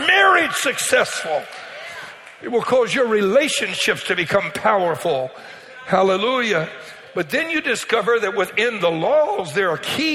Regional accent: Cajun, Louisiana, United States; I'm Cajun

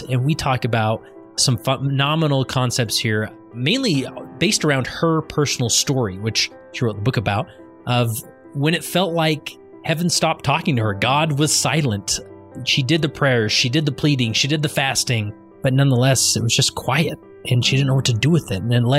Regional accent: West Valley City, Utah, United States; now in Stansbury Park, United States; Now, me personally, I live in Stansbury Park, Utah, which is in Tooele County. I grew up in West Valley City

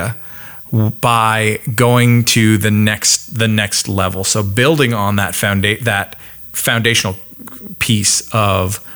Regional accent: Canada; moved away; in case it hasn't come out in my accent recently, don't forget, I'm Canadian

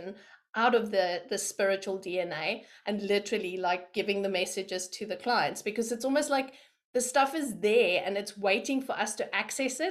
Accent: South Africa; moved away as an adult; also born or lived in London, United Kingdom; So I am from South Africa and I was born there.

